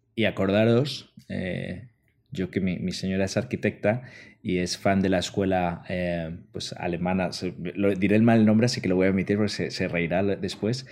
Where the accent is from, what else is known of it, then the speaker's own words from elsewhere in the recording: Spain; los que somos de España